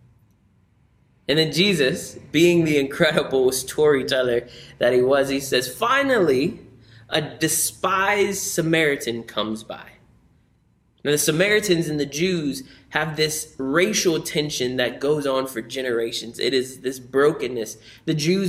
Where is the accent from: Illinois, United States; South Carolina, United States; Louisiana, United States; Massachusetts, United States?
Louisiana, United States; New Orleans; moved away; I grew up in New Orleans